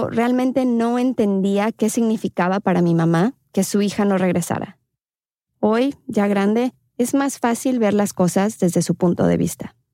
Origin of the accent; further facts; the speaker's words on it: León, Guanajuato, Mexico; also born or lived in Querétaro; tengo 28 años. En León hice